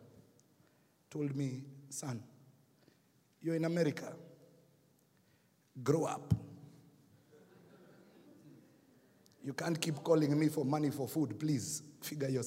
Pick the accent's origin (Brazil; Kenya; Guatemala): Kenya; accent: Kenyan; now in United States; I got my Kenyan accent back